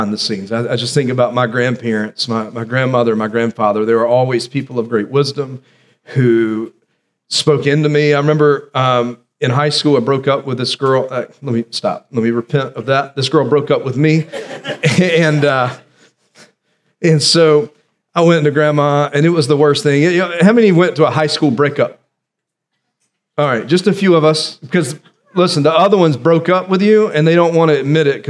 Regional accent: South Carolina, United States; when I was growing up in December, there was a possibility of snow here in South Carolina

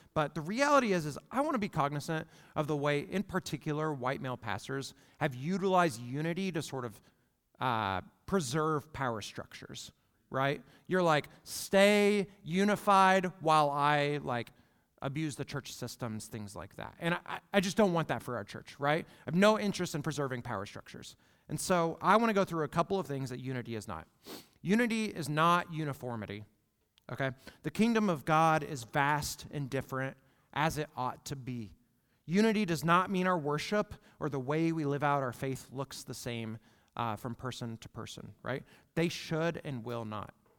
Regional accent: United States; we, as an American church

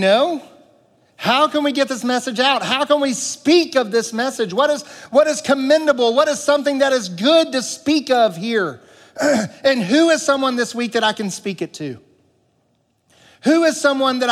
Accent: the Bible Belt, United States; I grew up in the Bible Belt

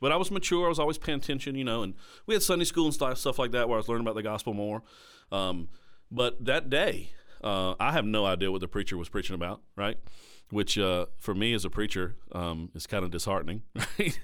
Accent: Caswell County, North Carolina, United States; also born or lived in Danville, Virginia / Durham, North Carolina; that's where I was raised, was in the sticks of Caswell County, North Carolina

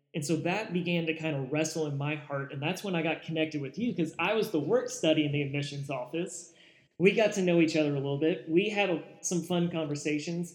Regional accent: Louisville, Kentucky, United States; I grew up in Louisville, Kentucky

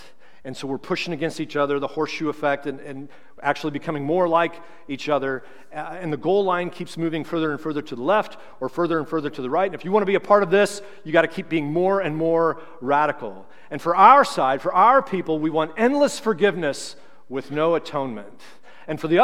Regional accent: St. Charles, United States; I'm from St. Charles

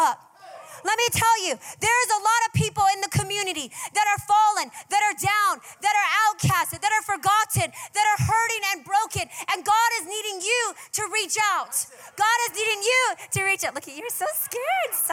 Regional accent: Hawaii, United States; I'm from Hawaii

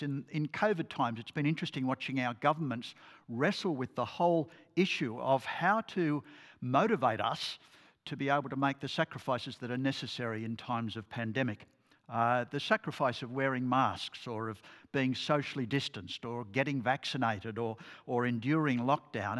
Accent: Port Macquarie, New South Wales, Australia; I grew up in Port Macquarie

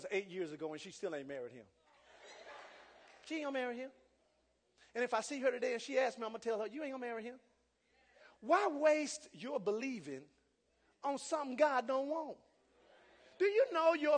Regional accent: United States; also born or lived in Jamaica; I'm from America

